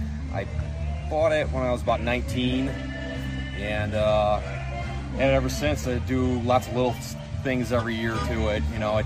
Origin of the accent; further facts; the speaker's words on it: Cary, Illinois, United States; Cary, Illinois.